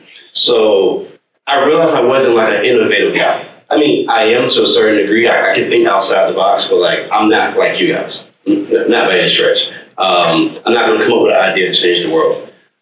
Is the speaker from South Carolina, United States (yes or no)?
no; Virginia, United States; I'm from Virginia. I did my freshman year at Penn State, and then I transferred from Penn State to the University of Texas.